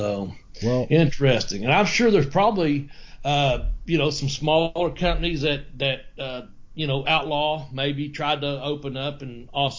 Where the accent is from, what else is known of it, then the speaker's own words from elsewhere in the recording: Ashland, Kentucky, United States; and I'm from Ashland.